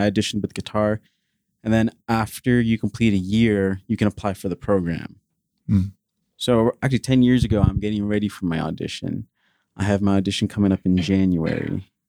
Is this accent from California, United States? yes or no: no; New Jersey, United States; No, I'm in Jersey. Okay. I grew up in Jersey.